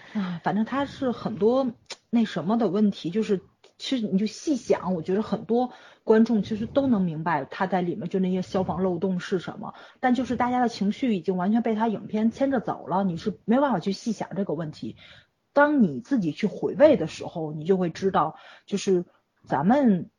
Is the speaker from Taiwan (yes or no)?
no; Tianjin, China; 我们天津这边